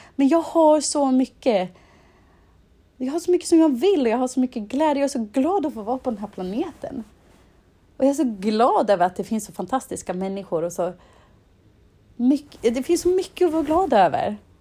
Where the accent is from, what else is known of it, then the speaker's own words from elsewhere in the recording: Insjön, Dalarna County, Sweden; moved away; i byn där jag kommer ifrån i Dalarna, i Insjön